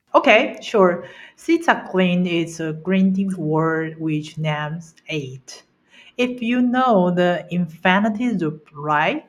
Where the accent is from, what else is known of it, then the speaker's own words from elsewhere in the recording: Taiwan; English is a second language; I'm a U X designer, and I'm from Taiwan.